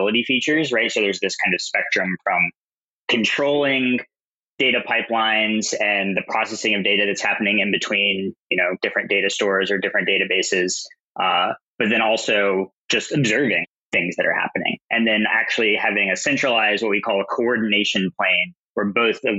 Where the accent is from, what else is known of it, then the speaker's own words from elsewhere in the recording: Southern Louisiana, United States; moved away; also born or lived in Austin; I'm originally from Southern Louisiana, so not exactly a hotbed of tech activity.